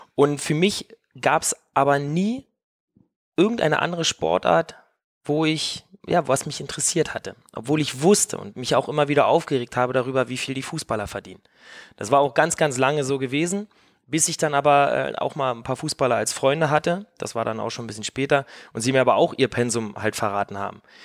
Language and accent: German; East Germany, Germany; ich komme halt auch aus dem Osten